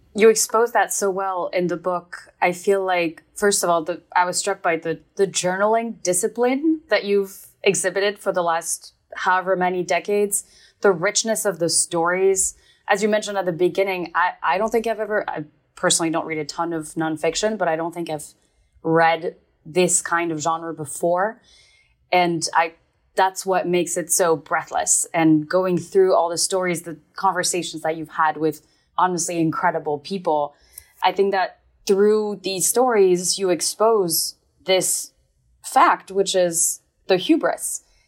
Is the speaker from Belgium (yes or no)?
yes; Belgium; moved away; I was born and raised in Belgium